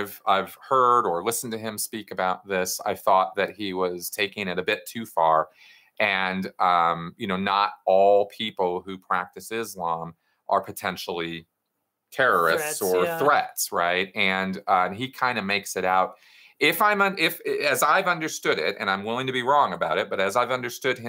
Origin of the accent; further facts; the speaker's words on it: Pasadena, California, United States; also born or lived in Los Angeles; I grew up in Scientology in Los Angeles and grew up in Pasadena